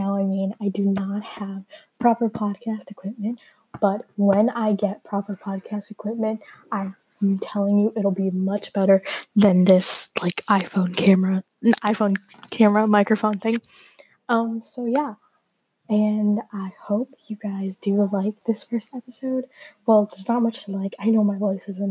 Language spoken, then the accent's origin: English; India; I'm Indian to be precise